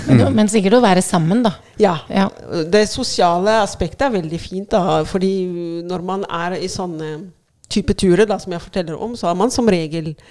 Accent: Cairo, Cairo Governorate, Egypt; Norwegian is a second language; moved away as an adult; now in Oslo, Norway; Eh, og jeg kom fra Kairo til eh, Oslo i 2002 eh, sammen med mannen min eh, Mohammed, eh, som jeg ble forelska i i Egypt, Kairo.

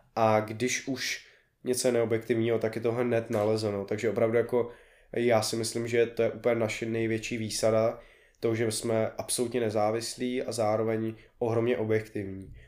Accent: Prague, Czechia; já jsem z Prahy

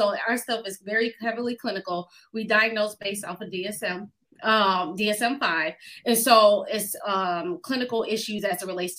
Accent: Buffalo, New York, United States; moved away as an adult; now in Atlanta, United States; upstate New York. I'm not downstate because I know how y'all New Yorkers talk about anybody from outside of it. So I'm from Buffalo, New York, the Queen City. born and raised.

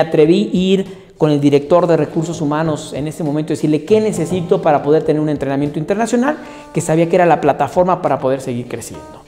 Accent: Mexico; moved away as an adult; also born or lived in United States / Brazil; soy mexicano y estuve en Estados Unidos y estuve en Brasil

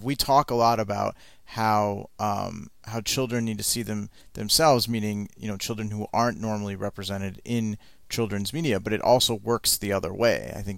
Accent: Michigan, United States; I grew up in Michigan in the Midwest.

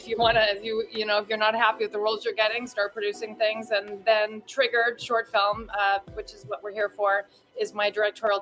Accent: Canada; now in New York, United States; I grew up in Canada. I'm originally from Canada. I've lived in New York now longer than there

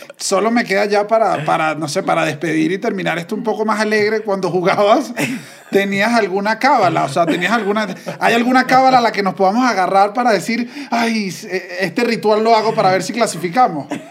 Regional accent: Venezuela; como venezolanos

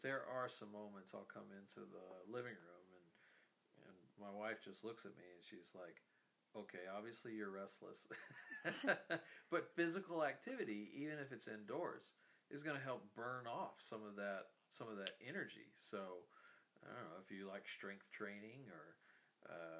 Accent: the South, United States; I'm from the South.

